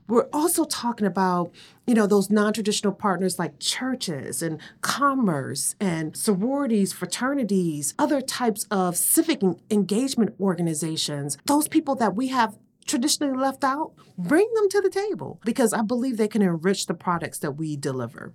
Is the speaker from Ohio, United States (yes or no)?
yes; Cleveland, Ohio, United States; I grew up in Cleveland, Ohio, on the east side